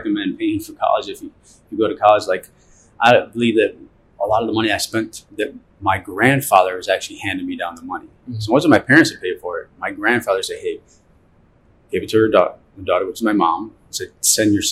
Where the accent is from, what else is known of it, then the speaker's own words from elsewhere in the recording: Cleveland, Ohio, United States; I grew up in Cleveland, Ohio.